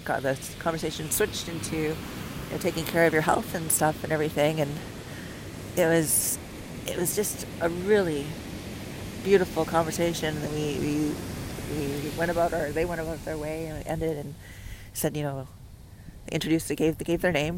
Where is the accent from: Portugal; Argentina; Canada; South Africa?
Canada; moved away as an adult; also born or lived in United States / Puerto Vallarta, Mexico / Mazatlan, Mexico; I'm from Canada